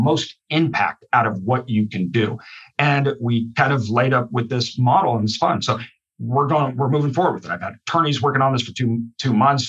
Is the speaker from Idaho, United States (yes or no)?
yes; Idaho, United States; I'm from Idaho. The vast majority of our state is wilderness.